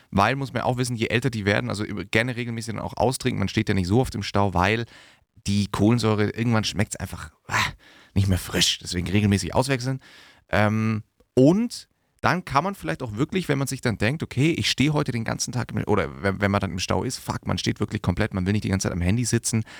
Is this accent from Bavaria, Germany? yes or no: yes; Diedorf, Bavaria, Germany; in meinem Heimatdorf, Diedorf